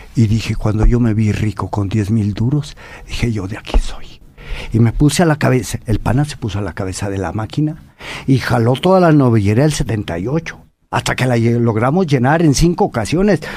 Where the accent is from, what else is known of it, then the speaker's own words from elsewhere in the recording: Apizaco, Tlaxcala, Mexico; barrio San Miguel, barrio de Apizaco, Tlaxcala, donde soy oriundo, y allí yo vi de chaval a la a toreros